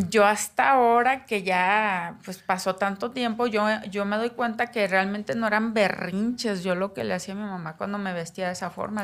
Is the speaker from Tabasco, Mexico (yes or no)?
no; Navojoa, Sonora, Mexico; moved away as an adult; also born or lived in Puebla; now in Mexico City, Mexico; Yo nací en Nabujoa Sonora, el 86, un 11 de noviembre.